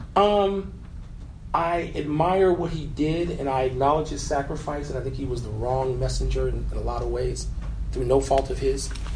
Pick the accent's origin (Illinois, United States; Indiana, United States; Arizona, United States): Illinois, United States; Chicago; a black man from the south side of Chicago.